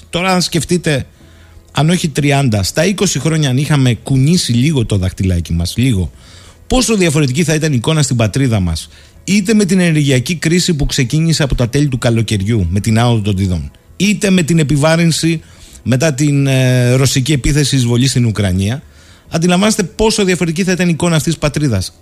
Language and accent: Greek; Alexandroupoli, Eastern Macedonia and Thrace, Greece; την Τρίτη που έρχεται ο Πρωθυπουργό εδώ στην πατρίδα μου, την Αλεξανδρούπολη